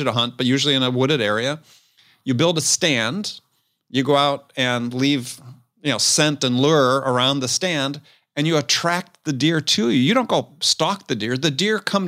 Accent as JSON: {"language": "English", "region": "Wisconsin", "country": "United States", "tie": "born or raised there", "said": "I grew up in Wisconsin"}